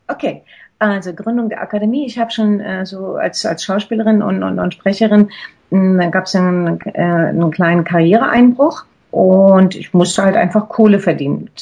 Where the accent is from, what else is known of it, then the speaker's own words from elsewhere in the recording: Berlin, Germany; moved away as an adult; also born or lived in Zurich; als ich hier nach Berlin zurückgegangen äh, bin, in meine Heimatstadt